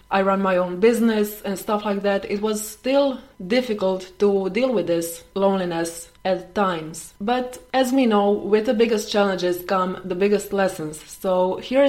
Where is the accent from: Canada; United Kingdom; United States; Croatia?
Croatia; I am from Croatia.